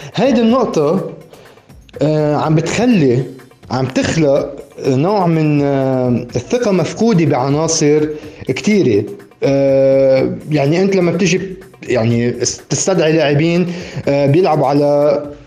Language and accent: Arabic; Lebanon; عم نحكي كلبنانيين